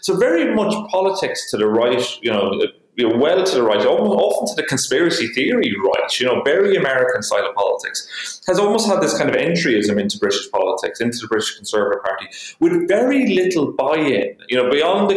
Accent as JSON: {"language": "English", "country": "Ireland", "said": "being Irish in Britain, there's always like the insider outsider thing. You know, we know Britain very well"}